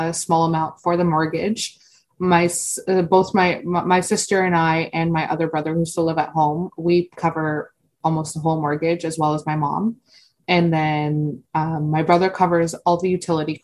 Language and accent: English; Stoney Creek, Ontario, Canada; also born or lived in India / Afghanistan; I'm 27 years old, and I'm from Stoney Creek, Ontario.